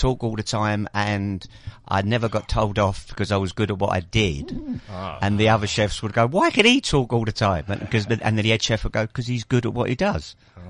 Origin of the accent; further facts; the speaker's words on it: London, United Kingdom; moved away as an adult; now in Cape Town, South Africa; I'm not from Cape Town. I'm from London.